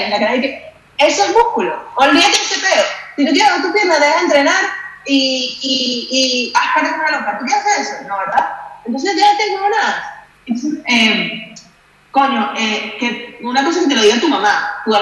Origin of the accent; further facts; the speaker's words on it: Spain; Yo soy española, siempre va a ser más piernona que el resto del mundo, ¿sabes?